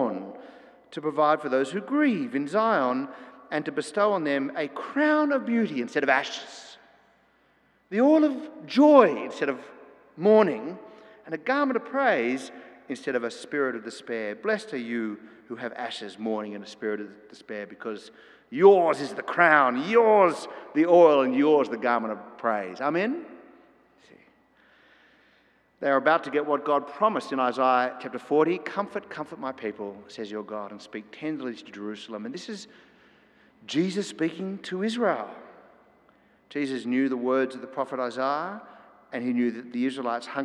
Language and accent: English; Australia